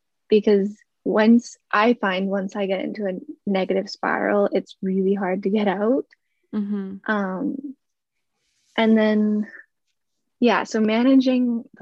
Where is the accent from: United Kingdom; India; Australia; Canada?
Canada; Calgary, Alberta; moved away; because I came from Calgary, Alberta, so that's kind of nowhere near an ocean.